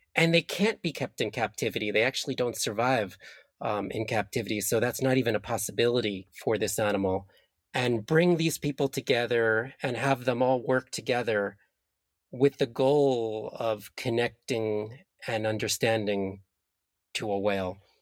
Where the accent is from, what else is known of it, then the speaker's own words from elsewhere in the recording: New Jersey, United States; I grew up in New Jersey in the US, and the river that flowed through my town was called the Passaic River